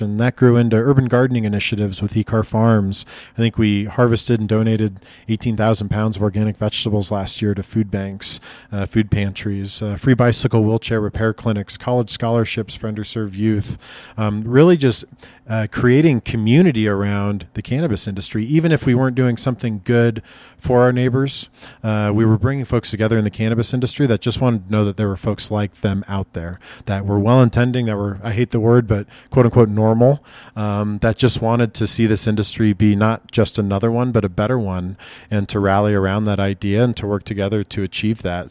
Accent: Lincoln, Nebraska, United States; now in Denver, United States; grew up in Northeast Lincoln, Nebraska

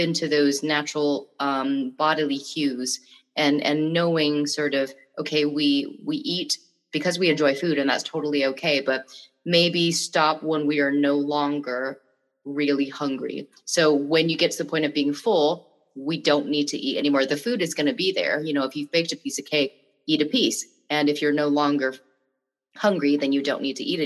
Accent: Bangkok, Thailand; I'm from Bangkok.

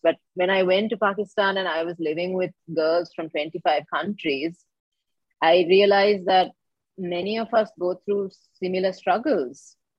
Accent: Colombo, Western Province, Sri Lanka; I was born and raised here in Colombo, Sri Lanka

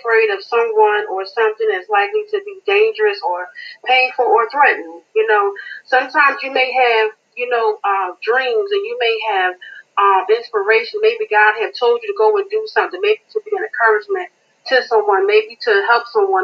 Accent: Greensboro, North Carolina, United States; I'm from Greensboro, North Carolina

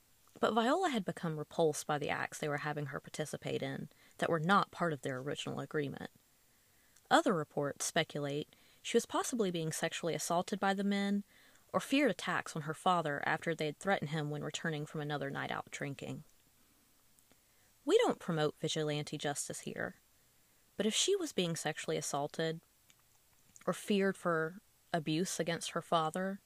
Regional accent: Jacksonville, Alabama, United States; also born or lived in White Plains, Alabama / Cleburne County, Alabama; I am from Jacksonville, Alabama, not far from White Plains. I even lived in White Plains for a time, as well as Cleburne County

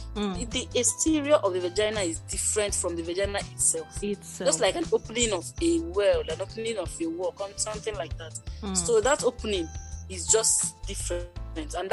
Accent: Nigeria; I'm a Nigerian registered nurse

